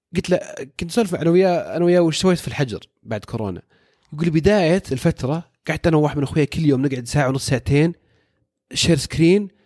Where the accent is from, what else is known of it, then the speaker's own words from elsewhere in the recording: Saudi Arabia; عندنا في السعودية